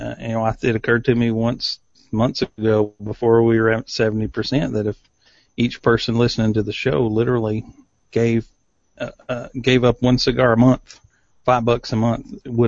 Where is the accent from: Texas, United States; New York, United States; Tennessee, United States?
Tennessee, United States; East; But I grew up in East Tennessee. There are no shots longer than 100 yards. There's hills and trees and everything.